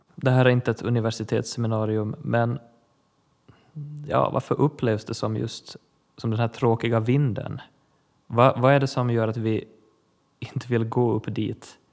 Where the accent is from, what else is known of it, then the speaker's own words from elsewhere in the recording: Ostrobothnia, Finland; Jag är finlandssvensk, präst, kaplan i Pedersöre församling i Österbotten Finland.